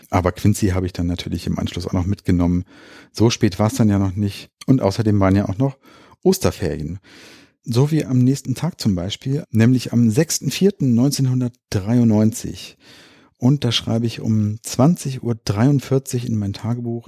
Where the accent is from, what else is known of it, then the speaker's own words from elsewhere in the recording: Hanover, Lower Saxony, Germany; Das ist hier in Linden bei uns in Hannover